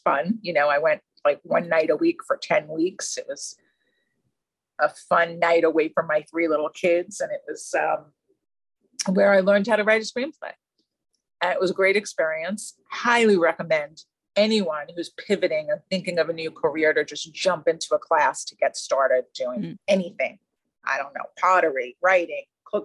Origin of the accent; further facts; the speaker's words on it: Long Island, New York, United States; now in New York City, United States; I'm from Long Island.